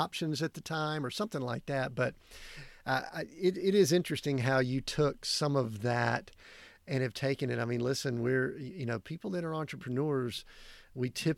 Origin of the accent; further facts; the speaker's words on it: Deep South, United States; I grew up in the Deep South